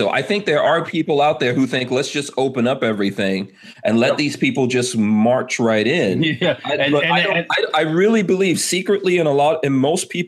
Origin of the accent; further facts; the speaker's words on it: Guyana; born there; I was born in South America, so why don't we get everyone from Guyana right now? Like all the Guyanese people.